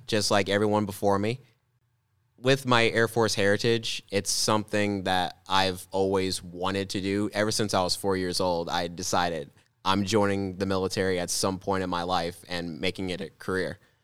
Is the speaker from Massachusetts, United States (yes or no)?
no; Mascoutah, Illinois, United States; my hometown in Muscuda